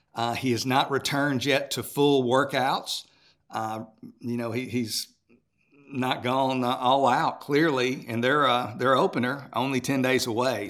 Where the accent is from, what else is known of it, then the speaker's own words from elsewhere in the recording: Texas, United States; my home state of, uh, Texas